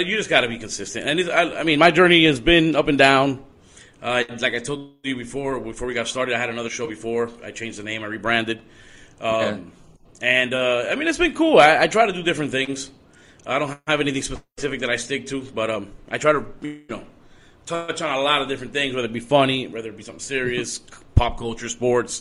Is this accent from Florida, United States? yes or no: yes; Miami, Florida, United States; born and raised Miami, Florida